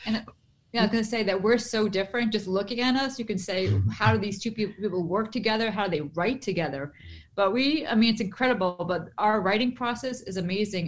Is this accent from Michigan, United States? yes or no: no; Boston, Massachusetts, United States; I'm from Boston.